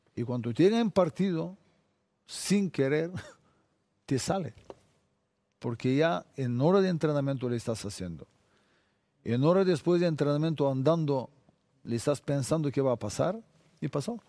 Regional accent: Bulgaria; Spanish is a second language; moved away as an adult; Yo salí de Bulgaria 23 años

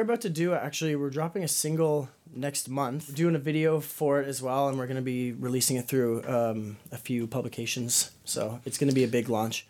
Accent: Kingston, Ontario, Canada; also born or lived in Toronto; moved back here where you know I'm from Kingston

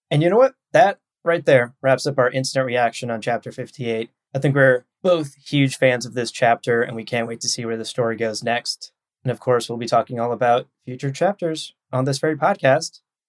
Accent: Ohio, United States; I am from Ohio.

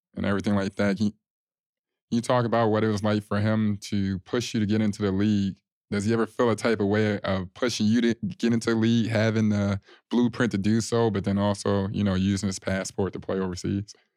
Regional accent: Chicago, Illinois, United States; moved away; I came from Chicago

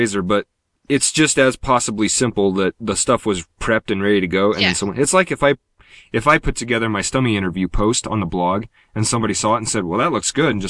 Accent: United States

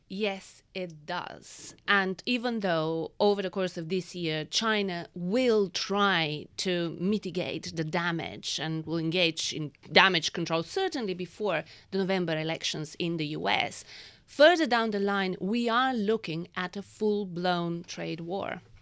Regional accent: Bulgaria; moved away; I was born in Bulgaria and I lived under communism.

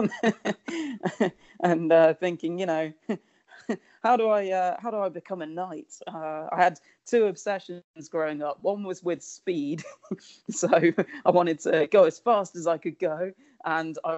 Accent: Solihull, West Midlands, United Kingdom; also born or lived in Warwick; I grew up in a town called Solihull, which is near Birmingham in England

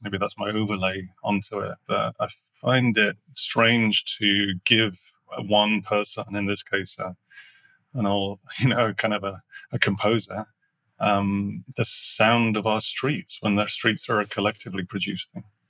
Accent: Sheffield, Yorkshire and the Humber, United Kingdom; I grew up in the north of England, that's a coal belching. I mean, literally furnaces connected to those things. I grew up in Sheffield

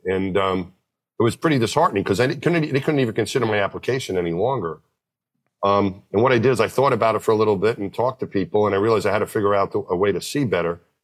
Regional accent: Franklin Square, New York, United States; I grew up out just out of Queens in New York, just outside of New York City. My hometown was my home when I was a little kid, Franklin Square.

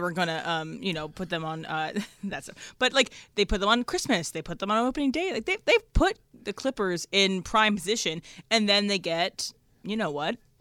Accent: East Coast, United States; I was raised in the East Coast

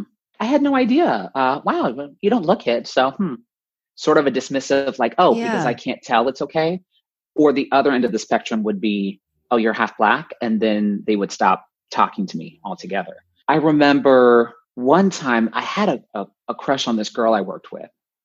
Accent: North Central Florida, United States; I grew up in North Central Florida, pretty conservative

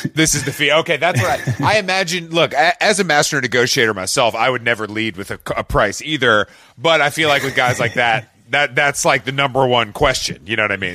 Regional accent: Atlanta, Georgia, United States; I'm from Atlanta and I'm here right now

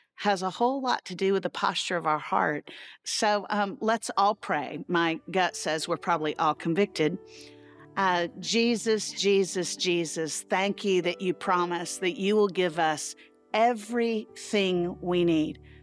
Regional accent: Central Florida, United States; I grew up in Central Florida, um, and so where I grew up, everybody had a pool

